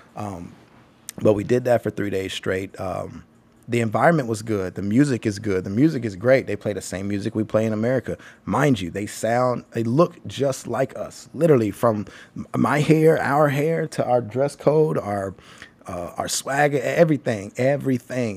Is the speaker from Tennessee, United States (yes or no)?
yes; Nashville, Tennessee, United States; accent: country; I'm from Nashville